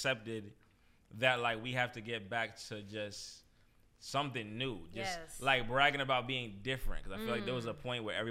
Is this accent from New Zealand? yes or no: no; New York City, New York, United States; I'm from New York